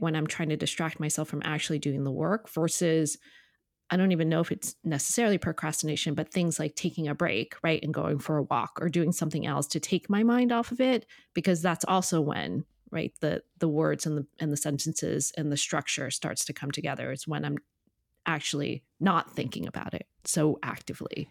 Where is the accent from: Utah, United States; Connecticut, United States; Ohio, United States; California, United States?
Connecticut, United States; I grew up in Connecticut